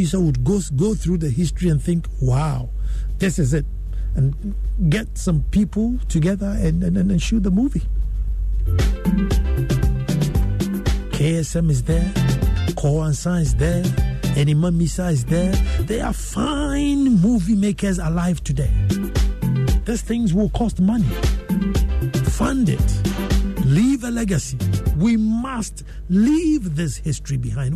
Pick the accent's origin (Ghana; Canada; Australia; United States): Ghana; as a Ghanaian